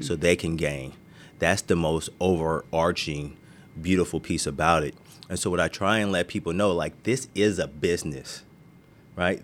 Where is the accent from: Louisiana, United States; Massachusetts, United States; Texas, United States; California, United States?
California, United States; Marin City; I was born and raised in Marin City